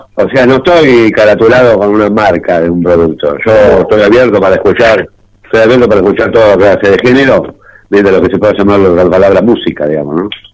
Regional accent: Buenos Aires, Argentina; yo soy de Buenos Aires

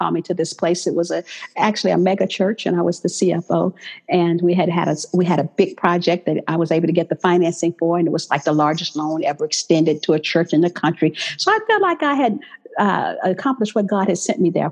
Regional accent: Texas, United States; moved away as an adult; now in Los Angeles, United States; I grew up in the South

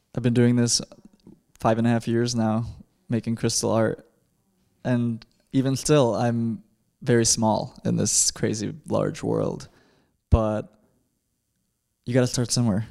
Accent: Chicago, Illinois, United States; growing up in Chicago

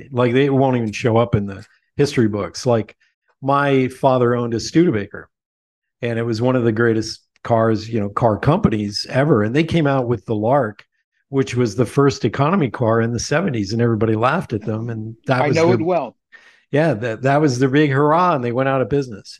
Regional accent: Lebanon, Pennsylvania, United States; I grew up in Lebanon, Pennsylvania

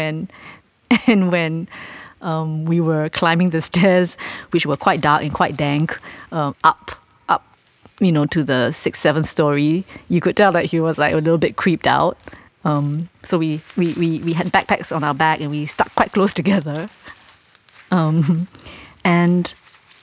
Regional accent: Singapore; we live in an island city

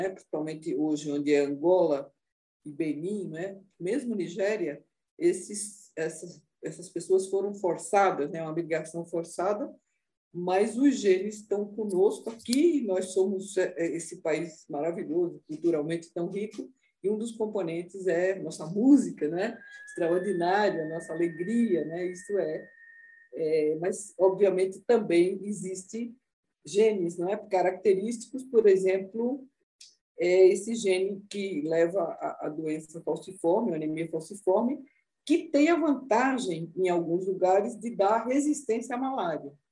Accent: Northeast Region, Brazil; Eu sou nordestina, então no Recife, né, em Salvador

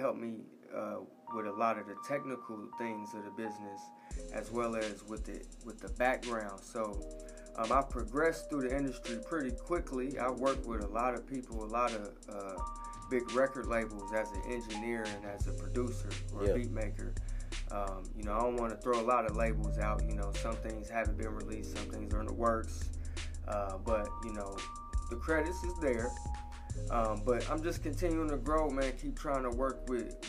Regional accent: Indianapolis, Indiana, United States; now in Atlanta, United States; I was born and raised in Indianapolis, Indiana

